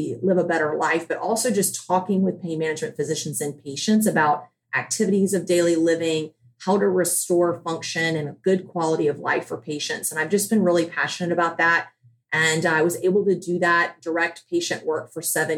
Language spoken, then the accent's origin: English; Charleston, South Carolina, United States; I am from Charleston, South Carolina.